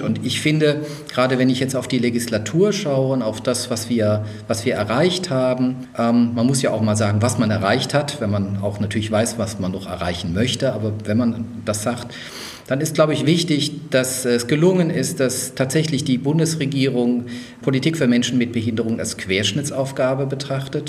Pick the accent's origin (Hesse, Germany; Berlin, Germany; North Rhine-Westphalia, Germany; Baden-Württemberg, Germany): Baden-Württemberg, Germany; Mannheim/Heidelberg; also born or lived in Würzburg, Bavaria; Ich bin ja in Würzburg geboren, also auch Franke, bin aber dann in Sehr Mannheim, gut. Heidelberg, ja, das dachte ich mir, groß geworden